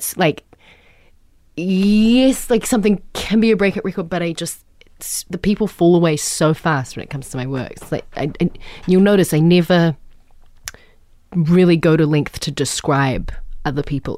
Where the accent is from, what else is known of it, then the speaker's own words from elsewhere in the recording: New Zealand; I'm a troll from New Zealand